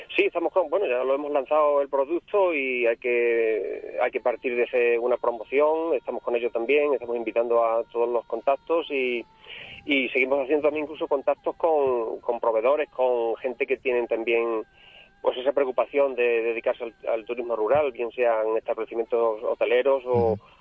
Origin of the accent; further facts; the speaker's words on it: Burguillos del Cerro, Extremadura, Spain; el castillo que tú has mencionado de mi pueblo